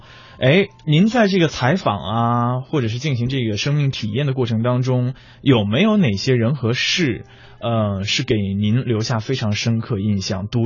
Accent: Anhui, China; 那我是南方人，

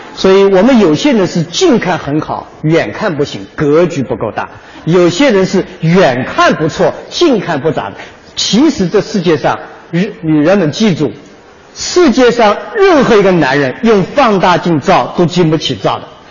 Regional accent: Wenzhou, Zhejiang, China; 我是那个一名九零后的创业者，我来自温州

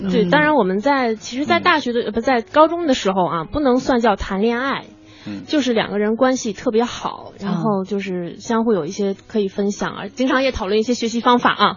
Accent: Shandong, China; 我是山东人

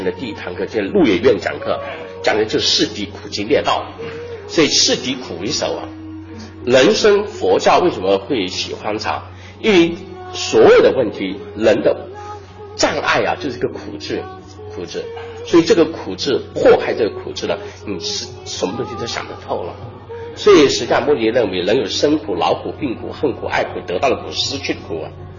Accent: China; 这种苦去甘来，又吻合了我们中国人传统人的教育。

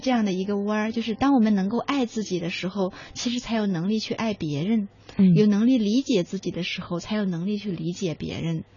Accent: China; 因为我们中国人不喜欢脆弱呀

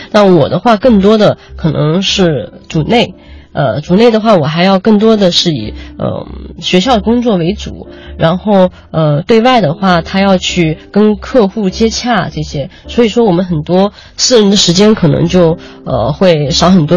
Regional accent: China; 这是我们中国人，呃，包括可能是亚洲人的一种独特的气质吧

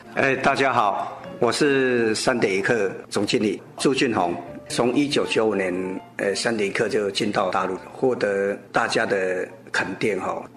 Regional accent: Mingjian, Nantou County, Taiwan; 我们那边是离日月潭很近，然后南投是一个观光景点

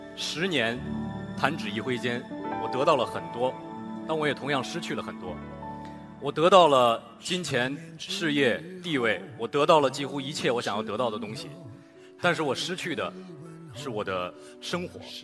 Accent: Shanghai, China; 可能因为我是一个上海人

